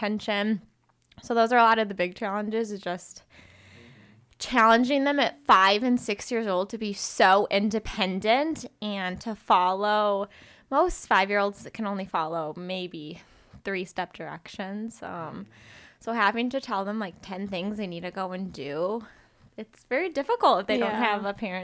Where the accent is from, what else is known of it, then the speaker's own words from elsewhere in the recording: Illinois, United States; moved away as an adult; now in Arizona, United States; I'm originally from Illinois, but I came to Arizona for school